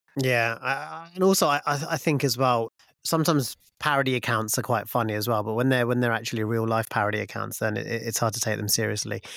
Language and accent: English; Luton, East of England, United Kingdom; when I was growing up in Luton